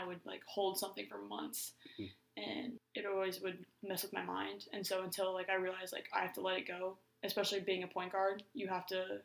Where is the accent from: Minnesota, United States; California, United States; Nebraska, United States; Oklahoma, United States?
Nebraska, United States; Omaha; I'm from Omaha, Nebraska.